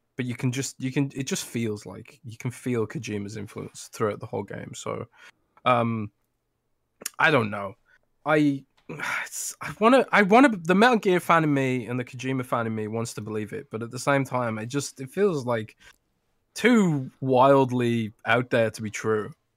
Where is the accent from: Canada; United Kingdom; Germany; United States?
United Kingdom; London; born or raised there